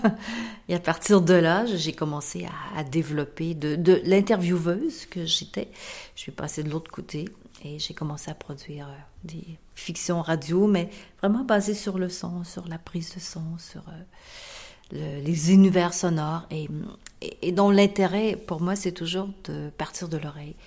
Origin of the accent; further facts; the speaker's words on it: Canada; also born or lived in Marseille / New York; en tant que Canadien